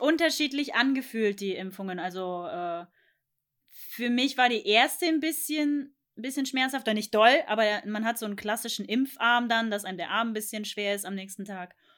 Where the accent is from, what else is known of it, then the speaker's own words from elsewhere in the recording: Thuringia, Germany; moved away as an adult; ich komme aus Thüringen und deswegen war ich da sonst äh, kindermäßig immer im Belantis